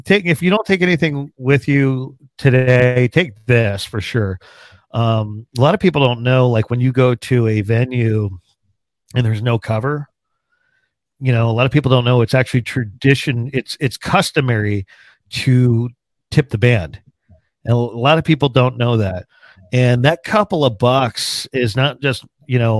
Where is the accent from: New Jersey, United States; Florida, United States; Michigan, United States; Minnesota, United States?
New Jersey, United States; also born or lived in Pennsylvania; now in Arizona, United States; I grew up on the Pennsylvania Jersey state line, born and raised. So I was born like raised in the country, but in New Jersey